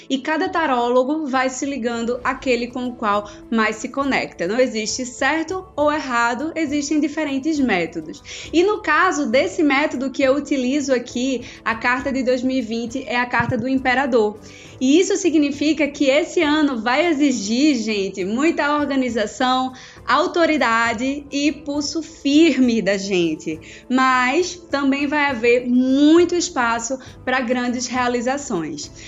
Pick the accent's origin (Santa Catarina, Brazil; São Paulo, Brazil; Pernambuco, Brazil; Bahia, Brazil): Pernambuco, Brazil; Recife; Eu sou de Recife, vocês sabem, então eu curto muito carnaval